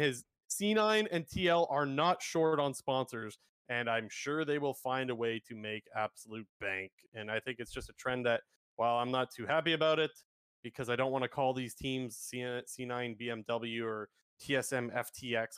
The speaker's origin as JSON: {"language": "English", "country": "Canada", "said": "I'm Canadian"}